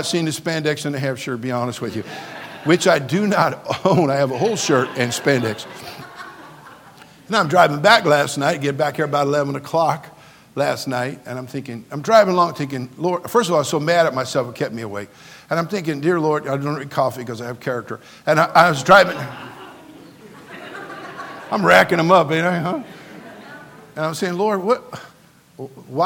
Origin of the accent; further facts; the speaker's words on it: California, United States; I'm a native Californian, born and raised in California. I love my state